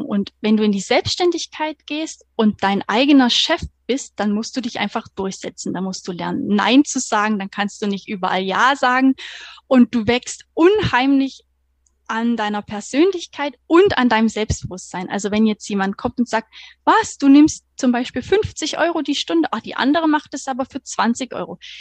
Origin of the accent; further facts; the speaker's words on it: Thuringia, Germany; moved away as an adult; now in Stuttgart, Germany; eigentlich gebürtige Thüringerin, komme vom 180 Seelendorf und wohne seit 2015 jetzt hier in Baden-Württemberg